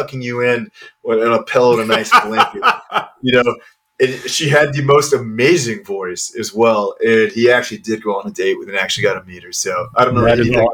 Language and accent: English; Kansas, United States; my home state in Kansas